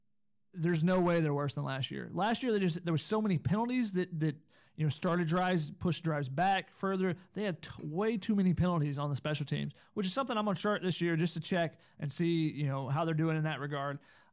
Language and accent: English; Georgia, United States; I'm from Georgia, and I went to school in Tennessee, so yes, I would win at Cornhole.